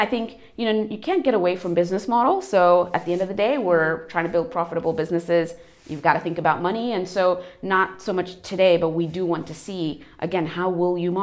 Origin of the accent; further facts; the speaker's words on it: United States; moved away as an adult; also born or lived in India / Europe; I was born in India, so I'm Asian, but I grew up in America, so North American by background. And then I've been in Europe for over 10 years